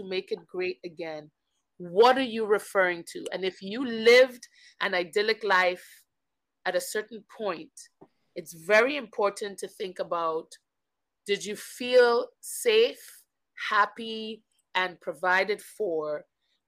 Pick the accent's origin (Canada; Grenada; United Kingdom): Grenada; moved away; also born or lived in Guyana; I was born on South America in the country of Guyana, and then I moved to Grenada when I was very young. So I claim Grenada as home simply because it is where my most fundamental memories live